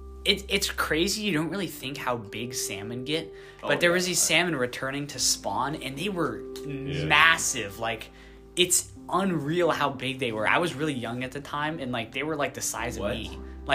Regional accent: United States; I'm pretty American.

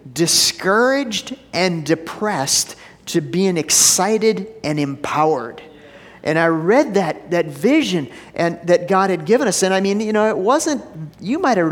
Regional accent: Minneapolis, Minnesota, United States; moved away; I grew up in Minneapolis. When I was a kid, every summer, it was on a Wednesday night, we'd go down and watch the Aquitennial Parade

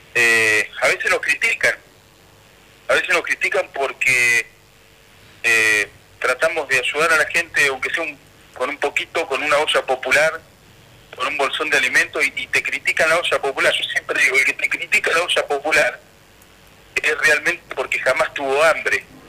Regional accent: Santa Cruz, Argentina; porque somos Santa santacruceños, porque somos argentinos, porque vivimos en esta tierra

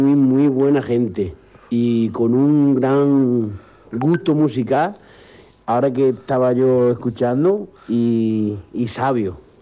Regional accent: Arroyo de la Encomienda, Castile and León, Spain; hijo de mi pueblo

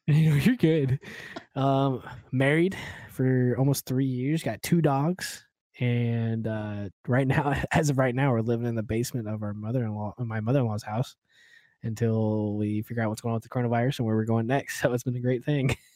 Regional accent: Oklahoma, United States; moved away; I'm originally from Oklahoma

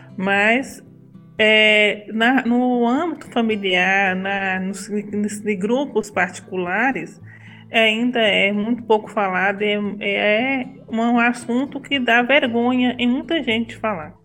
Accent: Brasília de Minas, Minas Gerais, Brazil; Eu sou mineira, nasci aqui nessa cidade de Minas e sempre morei aqui.

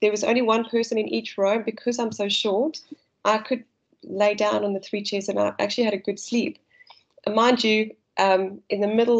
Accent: South Africa; accent: South African; now in Australia; my South African accent.

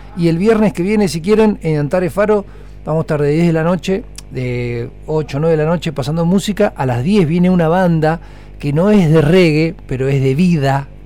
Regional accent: Argentina

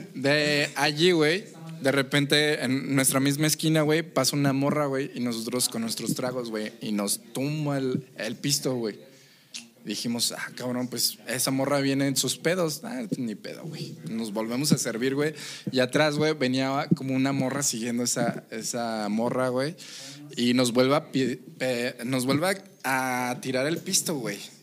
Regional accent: Mexico; yo estoy orgullosamente de ser mexicano

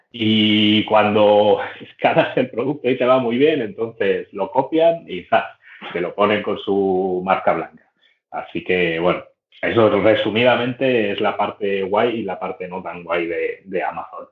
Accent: Barcelona, Catalonia, Spain; Soy de Barcelona. Barcelona capital y no he salido de aquí en toda la vida

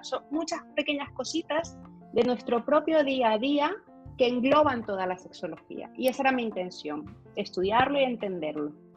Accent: Valencia, Carabobo, Venezuela; moved away as an adult; also born or lived in Maracay, Venezuela; now in Barcelona, Spain; a pesar de que nací en Maracay, digamos que mis años de crecimiento de adolescente fue en Valencia

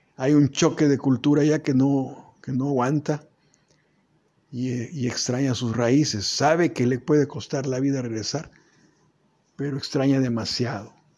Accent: Mexico; nosotros mismos como mexicanos

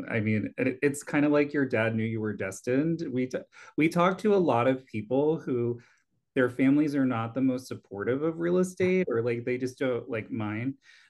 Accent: Long Island, New York, United States; I grew up in Long Island and I don't always have an accent

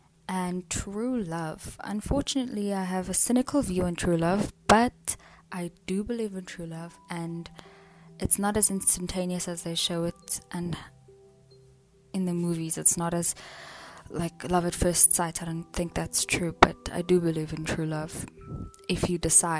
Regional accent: Eastern Cape, South Africa; now in Johannesburg, South Africa; I'm originally from the Eastern Cape, but I live in Johannesburg.

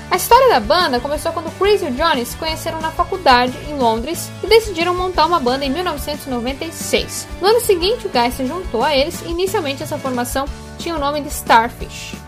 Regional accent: Passo Fundo, Rio Grande do Sul, Brazil; cidade de Passo Fundo, né? Minha cidade natal

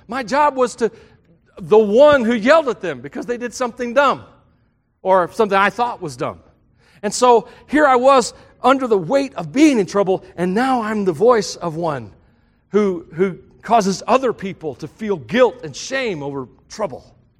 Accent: the South, United States; I grew up in the South, and Southern gospel music was big.

